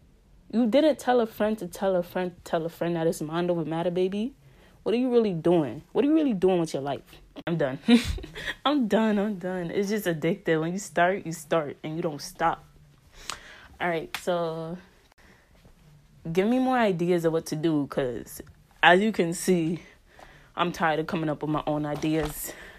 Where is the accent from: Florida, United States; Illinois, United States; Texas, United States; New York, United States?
New York, United States; accent: New York; And that's the end of my story in my New York accent.